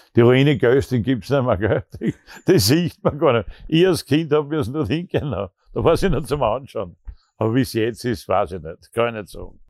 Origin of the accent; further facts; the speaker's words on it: Austria; bei uns in Österreich